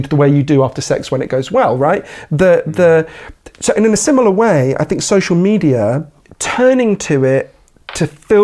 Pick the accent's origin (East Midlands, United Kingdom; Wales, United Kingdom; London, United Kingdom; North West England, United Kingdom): London, United Kingdom; Edgware; I grew up at the other end of the Northern Line from where we are now. I grew up in Edgware, which is the end of the Northern Line